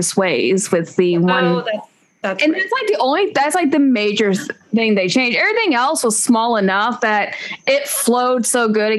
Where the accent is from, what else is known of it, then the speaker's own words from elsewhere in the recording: United States; as an American, you know, I've not traveled to Sweden